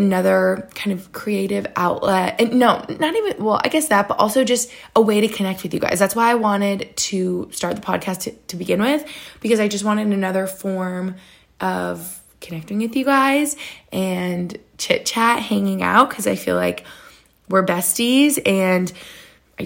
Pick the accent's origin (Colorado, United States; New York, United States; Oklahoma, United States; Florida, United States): New York, United States; now in Cape Cod, United States; I'm from New York State where you have like all the seasons